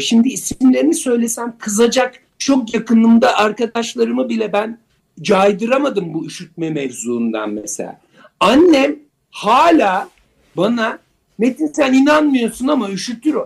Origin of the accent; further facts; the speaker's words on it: Turkey; bizim memlekette